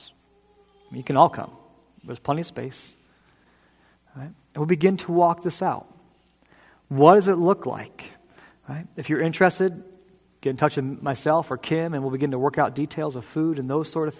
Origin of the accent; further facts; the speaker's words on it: New England, United States; I am a proud New Englander. This is where I'm from.